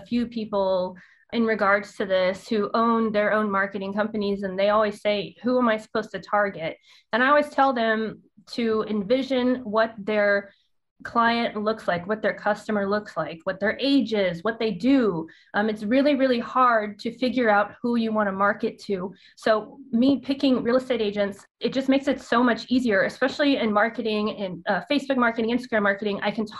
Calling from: Dallas, Texas, United States; I am in Dallas. I say some words very country-like.

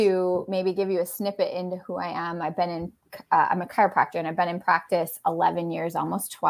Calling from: Wisconsin, United States

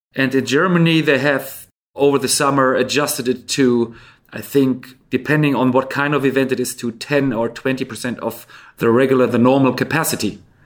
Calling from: Stockholm, Stockholm County, Sweden; I'm calling in from Stockholm, Sweden

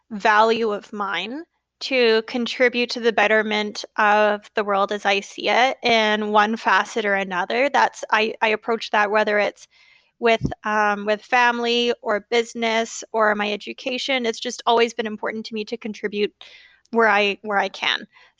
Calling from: Vernon, British Columbia, Canada; I'm calling from Vernon, BC in Canada.

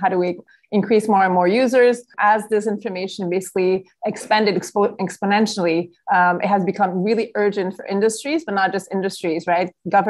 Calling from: Brazil; I'm connecting from Brazil, so I'm happy to also bring a lot of the Brazilian reality to the conversation today.

